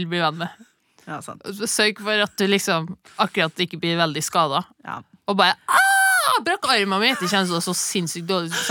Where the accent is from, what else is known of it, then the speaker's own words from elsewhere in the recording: Levanger, Trøndelag, Norway; Jeg er fra Levanger, en by fullt av anger.